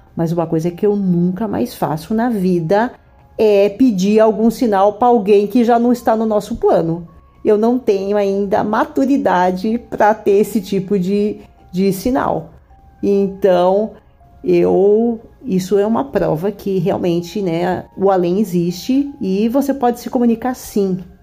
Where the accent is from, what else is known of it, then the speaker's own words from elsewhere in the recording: São Paulo, Brazil; now in Rio de Janeiro, Brazil; eu moro no Rio de Janeiro, mas sou paulista.